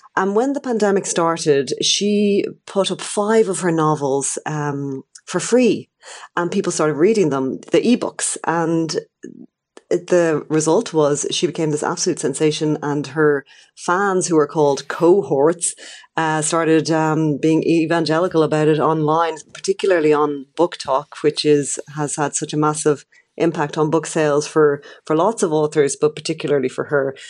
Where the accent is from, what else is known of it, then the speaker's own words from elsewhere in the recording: Ireland; as an Irish person